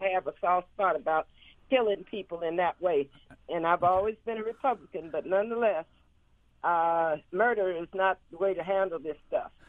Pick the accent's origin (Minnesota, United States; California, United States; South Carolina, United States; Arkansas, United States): California, United States; Los Angeles; moved away as an adult; also born or lived in Arizona; now in Mississippi, United States; I was born in in Los Angeles, California. I moved to Arizona with my family in in '83